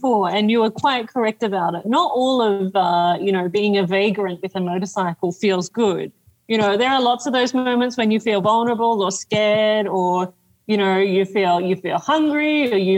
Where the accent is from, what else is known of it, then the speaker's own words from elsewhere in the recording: Australia; moved away; I come from Australia. So I grew up in a place where there were deadly snakes everywhere